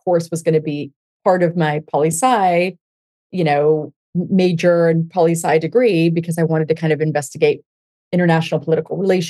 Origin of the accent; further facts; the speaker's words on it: Denver, Colorado, United States; I grew up in Denver, Colorado